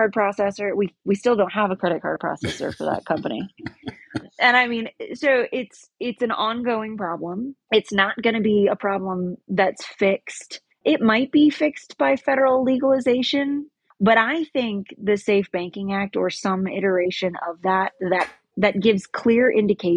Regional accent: North Carolina, United States; In my home state of North Carolina, there are zero regulations

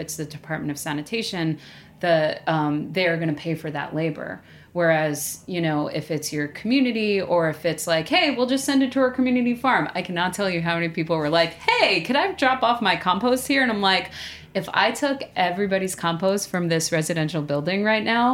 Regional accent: New York City, New York, United States; I grew up in Staten Island

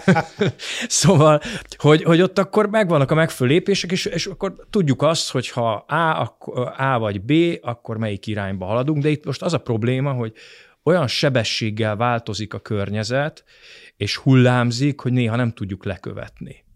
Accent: Hungary; adaptív, rugalmas magyar néplélek, amiben mi szocializálódtunk

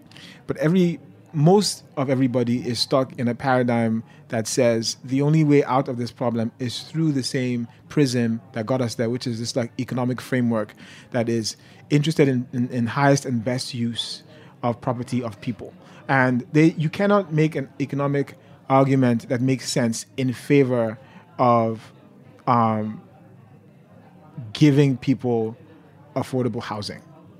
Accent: Nigeria; So I am a cook and a writer, but before all that, I'm a Nigerian. I'm an immigrant, and I think those are some like relevant labels

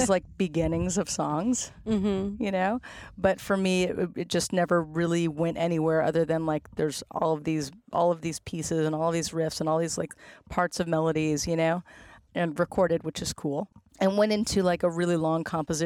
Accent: San Francisco, California, United States; moved away as an adult; also born or lived in Santa Cruz; now in Humboldt, United States; I was born and raised in San Francisco and lived for a while in Santa Cruz, moved back to San Francisco

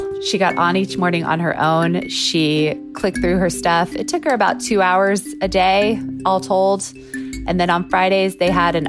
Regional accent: United States; me being an American

